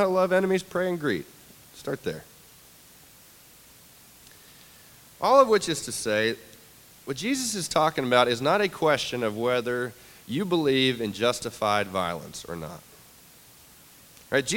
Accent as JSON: {"language": "English", "region": "the South", "country": "United States", "said": "as a Southerner"}